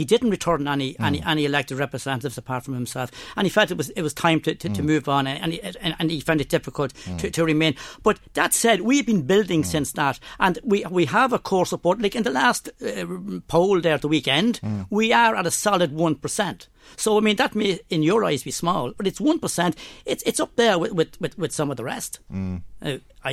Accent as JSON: {"language": "English", "town": "Termonfeckin", "region": "County Louth", "country": "Ireland", "said": "I'm from Temin Feckin, Drogheda, County Louth, and I'm a farmer"}